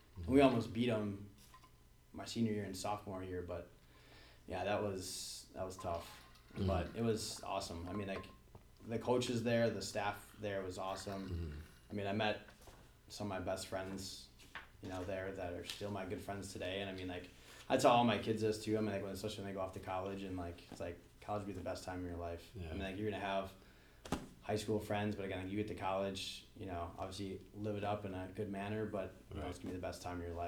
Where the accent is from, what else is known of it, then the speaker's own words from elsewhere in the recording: Bloomer, Wisconsin, United States; moved away as an adult; now in Minneapolis, United States; I grew up in, actually from Wisconsin, from a small town, Bloomer. It's like north of Eau Claire, really small, 3,000 people